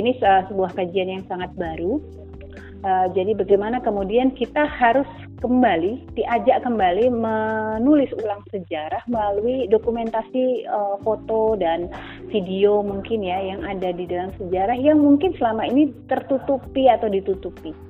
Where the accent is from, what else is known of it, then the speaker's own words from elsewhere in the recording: Yogyakarta, Special Region of Yogyakarta, Indonesia; also born or lived in Papua / Fakfak; sampai SMP saya ke Jogja ikut orang tua saya kuliah